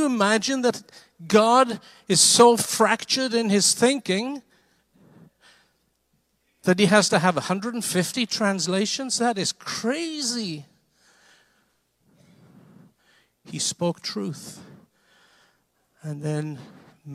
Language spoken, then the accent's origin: English; Wales, United Kingdom; now in United States; I lived in Wales. I'm Welsh. Came to this country in 1975